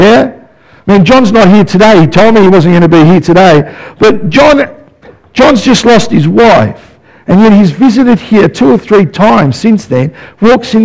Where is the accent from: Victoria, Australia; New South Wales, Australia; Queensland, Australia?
Victoria, Australia; Melbourne; I grew up in West Footscray